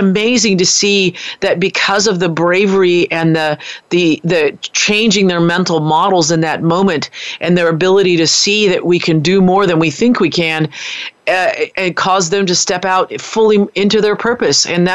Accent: United States; moved away; also born or lived in New Zealand; I'm an American

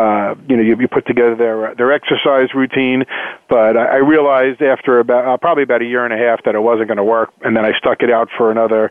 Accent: Long Island, New York, United States; also born or lived in Paducah, Kentucky; I grew up on in Long Island

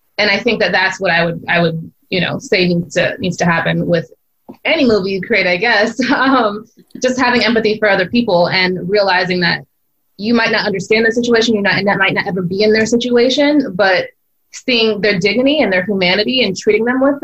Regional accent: Los Angeles, California, United States; I grew up in Los Angeles.

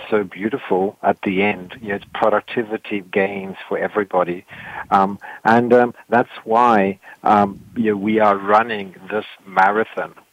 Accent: South Africa; I come from South Africa

